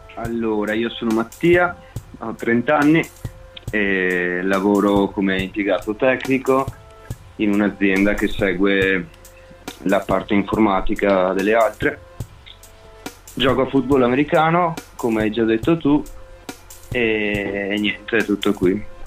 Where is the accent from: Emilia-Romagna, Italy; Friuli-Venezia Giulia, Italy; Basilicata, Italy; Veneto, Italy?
Veneto, Italy; Pederobba; Io in realtà sono di Pederobba